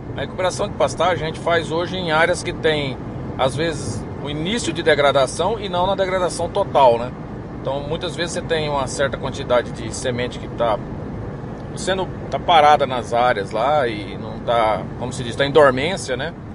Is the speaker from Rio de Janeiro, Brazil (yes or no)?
no; Iacri, São Paulo, Brazil; now in Formosa, Brazil; Eu, eu sou de interior de São Paulo, sou de Iacri, São Paulo, terra do amendoim